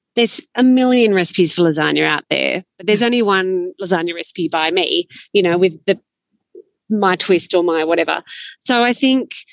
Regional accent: Sydney, New South Wales, Australia; also born or lived in Canberra / Northern Italy; now in Orange, Australia; I grew up in Sydney

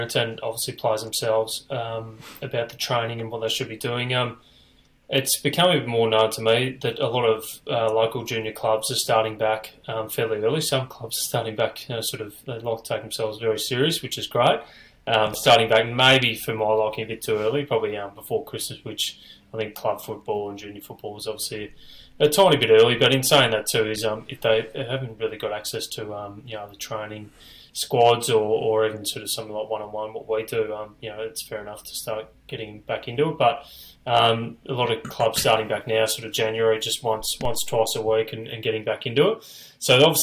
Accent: Gold Coast, Queensland, Australia; all the guys I grew up with up on the Gold Coast

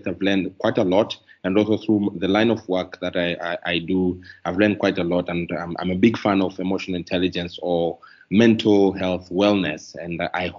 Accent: Tanzania; also born or lived in Dar es Salaam; I'm coming from Tanzania.

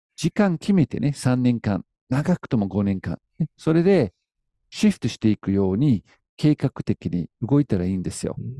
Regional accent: United Kingdom; now in Japan; 僕はイギリス人なんだけど

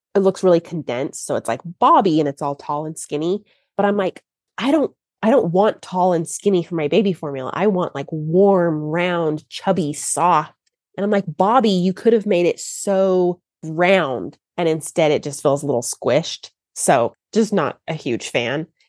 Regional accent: Texas, United States; I'm from Texas

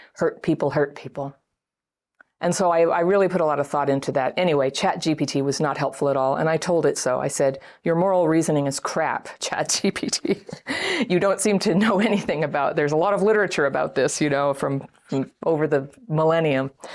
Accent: United States; I'm American

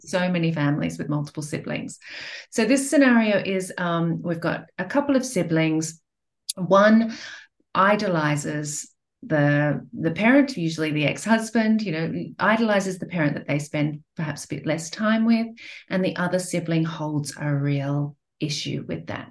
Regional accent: Australia; moved away; also born or lived in Europe / Asia; I'm from Australia and I'm based here now. But I've lived in Europe, I've lived in Asia

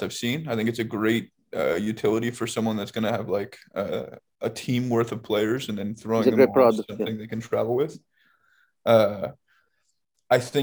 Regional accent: San Diego, California, United States; I grew up in San Diego

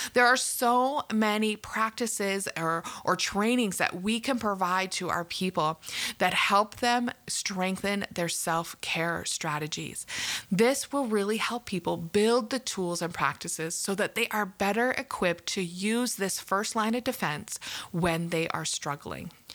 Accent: Canada; I'm from Canada and probably knew that from my accent.

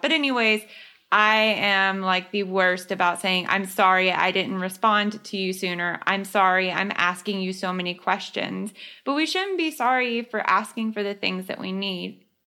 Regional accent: the South, United States; I was raised in the South

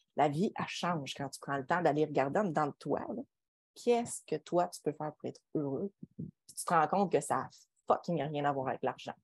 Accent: Quebec, Canada; On est des Québécois

